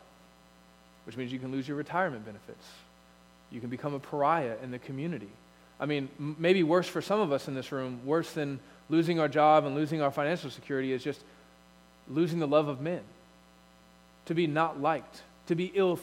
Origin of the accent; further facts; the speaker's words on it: United States; as American Christians